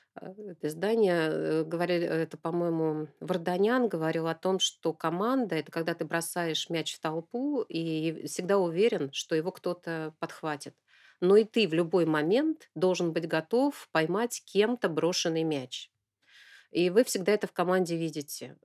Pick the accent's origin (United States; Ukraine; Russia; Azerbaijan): Russia; Novosibirsk, Novosibirsk Oblast; я родилась в Новосибирском академгородке